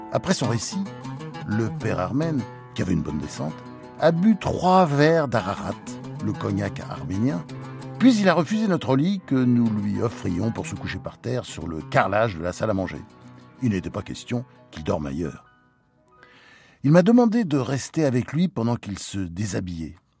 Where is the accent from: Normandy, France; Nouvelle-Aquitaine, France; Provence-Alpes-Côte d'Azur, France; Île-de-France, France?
Normandy, France; also born or lived in United States; J'étais élevé en Normandie